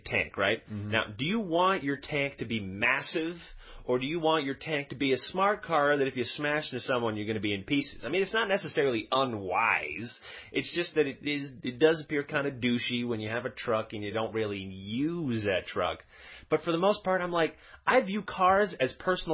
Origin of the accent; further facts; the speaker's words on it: Quebec, Canada; I was born in Quebec. I never really went very far